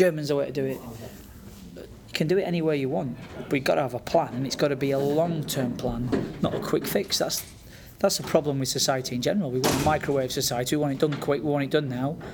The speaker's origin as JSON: {"language": "English", "country": "United Kingdom", "said": "as Brits"}